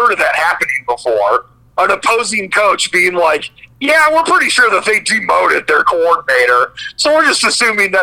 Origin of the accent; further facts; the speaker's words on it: Midwest, United States; growing up in the Midwest